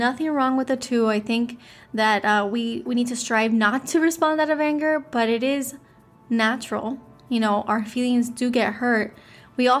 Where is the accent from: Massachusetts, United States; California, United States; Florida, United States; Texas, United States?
Florida, United States; Miami; I'm from Miami, Florida